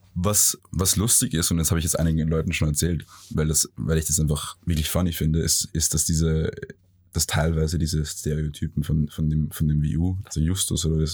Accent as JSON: {"language": "German", "region": "Vienna", "country": "Austria", "tie": "born or raised there", "said": "Ich bin, ich bin also gebürtiger Wiener. Mhm. Ich bin halb Wiener, ähm, aber auch äh, halb Ägypter"}